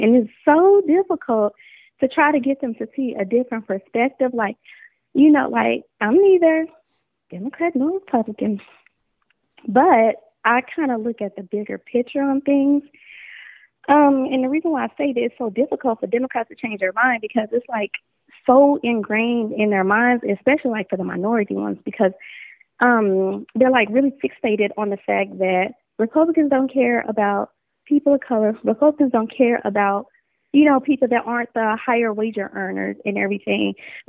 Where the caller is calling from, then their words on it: Portsmouth, United States; I'm calling from Portsmouth.